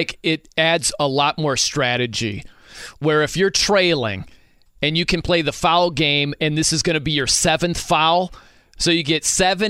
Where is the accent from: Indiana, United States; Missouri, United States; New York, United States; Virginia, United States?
Indiana, United States; South Bend; I'm from South Bend.